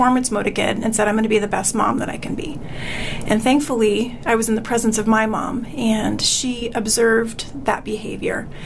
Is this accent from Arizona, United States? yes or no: yes; Tucson, Arizona, United States; Born and raised in Tucson